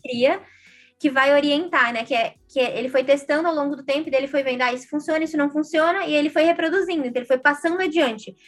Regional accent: Brazil; a, gente, como brasileiros, brasileiras, compartilha de uma cultura do país

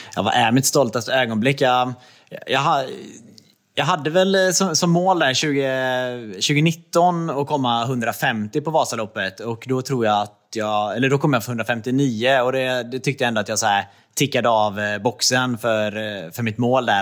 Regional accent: Trollhättan, Västra Götaland, Sweden; moved away as an adult; also born or lived in Östersund / Jämtland; now in Gothenburg, Sweden; jag är uppvuxen i Trollhättan

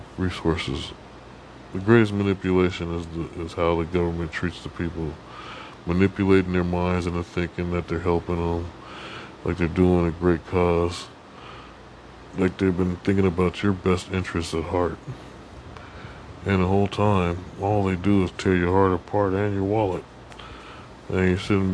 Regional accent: United States

